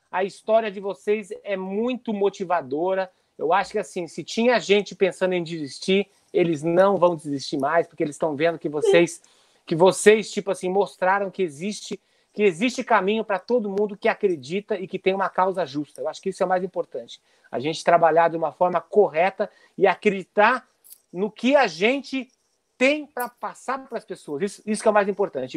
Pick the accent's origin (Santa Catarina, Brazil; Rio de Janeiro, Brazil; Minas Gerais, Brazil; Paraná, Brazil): Paraná, Brazil; Foz do Iguaçu; also born or lived in Porto Alegre / São Paulo; now in Los Angeles, United States; eu saí de Foz do Iguaçu